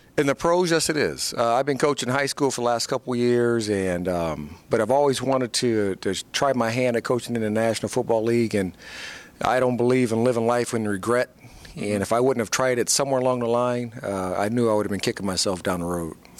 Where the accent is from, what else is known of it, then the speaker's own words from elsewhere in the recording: Fort Wayne, Indiana, United States; moved away as an adult; my hometown in Fort Wayne, Indiana